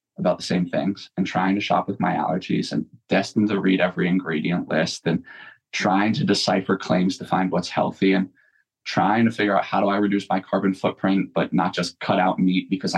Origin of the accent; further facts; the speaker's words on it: Southern Vermont, United States; moved away as an adult; also born or lived in Greater Boston; I'm from Southern Vermont in a fairly rural town. My mom was really ahead of her time